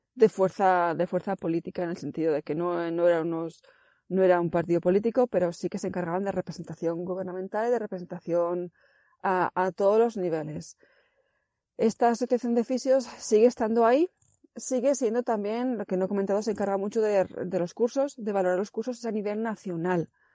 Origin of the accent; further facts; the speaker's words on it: Zaragoza, Aragon, Spain; moved away as an adult; also born or lived in Ireland; now in Denmark; yo soy de Zaragoza